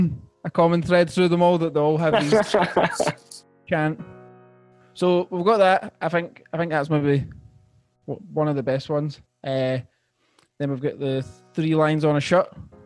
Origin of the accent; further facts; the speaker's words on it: Scotland, United Kingdom; I was in primary four or something, primary four. In Scotland